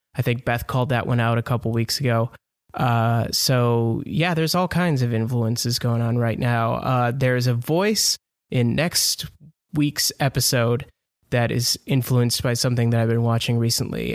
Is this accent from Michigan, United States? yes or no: yes; Southeast Michigan, United States; moved away; my hometown in Southeast Michigan